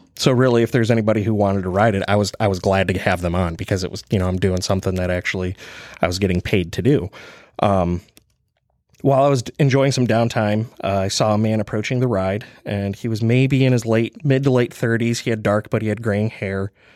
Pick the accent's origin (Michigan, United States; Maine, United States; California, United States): Michigan, United States; eastern; accent: Michigan; moved away as an adult; also born or lived in Kalamazoo, Michigan; now in Kansas, United States; being from Michigan, uh, growing up on the eastern side of the state